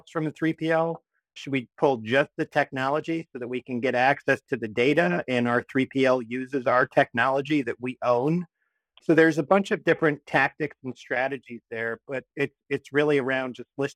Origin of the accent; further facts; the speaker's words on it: Columbus, Ohio, United States; also born or lived in Michigan; now in New Haven, United States; I am originally from Columbus, Ohio